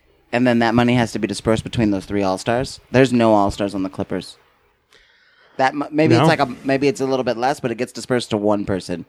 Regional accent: Southern California, United States; I was raised in Southern California

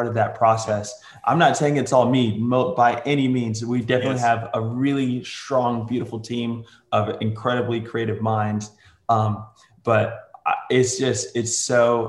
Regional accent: New York City, New York, United States; now in Tulsa, United States; I was born in New York City, and somehow I managed to move all the way to Tulsa, Oklahoma

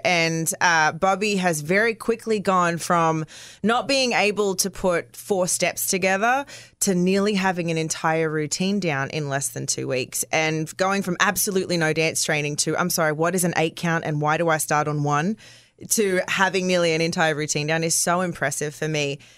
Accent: Australia; I'm Australian

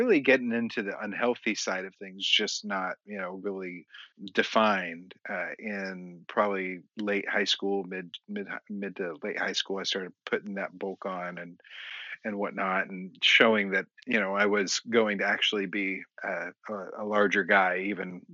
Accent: Kansas City, United States; now in Texas, United States; I grew up in Kansas City

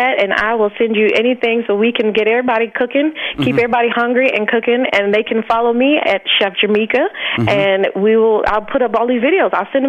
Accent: Alabama, United States; I grew up born and raised in Alabama, and my family is from like the islands of Jamaica and Trinidad.

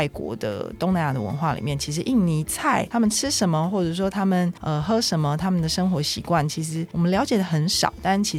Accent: Taipei, Taiwan; 身为台北人

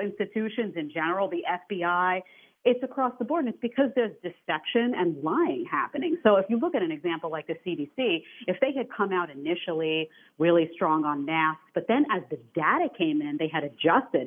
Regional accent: New York City, New York, United States; I come from New York City, which is sinking

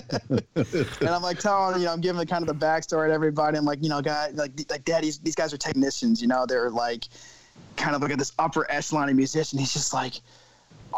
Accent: Saratoga Springs, New York, United States; Saratoga Springs, my hometown

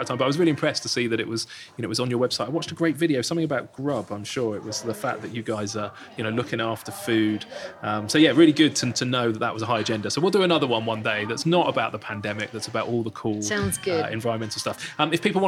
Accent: Bournemouth, South West England, United Kingdom; I come from Bournemouth.

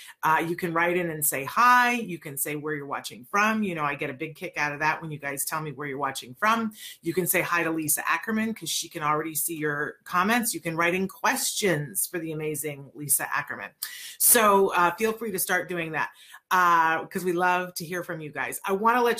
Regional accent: Aguadilla, Puerto Rico; I was born in Aguadilla

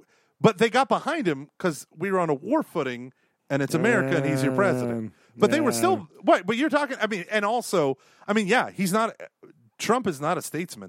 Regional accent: Canada; as we're walking down the street, and we're like, hello, we are from Canada.

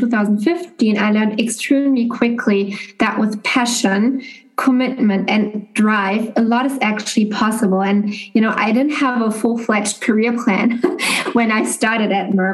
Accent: Germany; moved away as an adult; now in Boston, United States; Originally, I'm from Germany, and I've been living, as Maria shared, in the US now for actually over 3 years

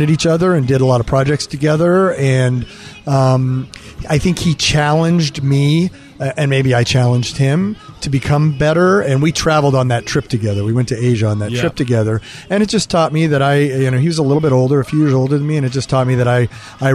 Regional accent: Central Valley of California, United States; moved away as an adult; also born or lived in upstate New York / Los Angeles / Chicago / Dublin, Ireland; I grew up in the Central Valley of California

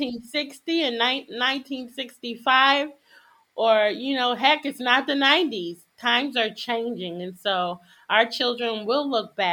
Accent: Connecticut, United States; I'm African American and growing up in Connecticut

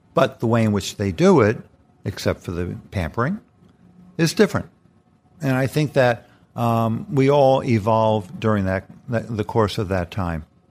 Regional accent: New York City, New York, United States; as a kid growing up in the Bronx

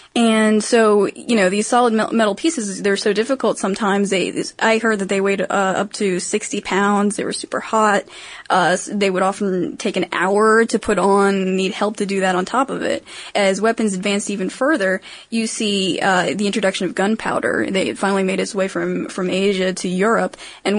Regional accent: Maryland, United States; I'm from Maryland, in case you didn't know, and jousting is actually our official sport.

